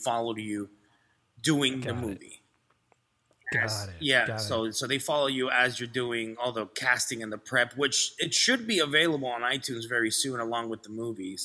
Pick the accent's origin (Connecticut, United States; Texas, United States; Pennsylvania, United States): Texas, United States; Laredo; English is a second language; also born or lived in Vancouver, Canada; now in Los Angeles, United States; I'm from Laredo, Texas